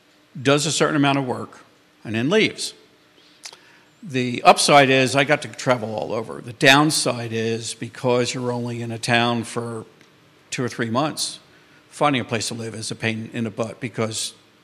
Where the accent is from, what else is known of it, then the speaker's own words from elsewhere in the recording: New York, United States; moved away as an adult; now in Charlottesville, United States; I was born and raised up in New York, what's referred to around here as a damn Yankee.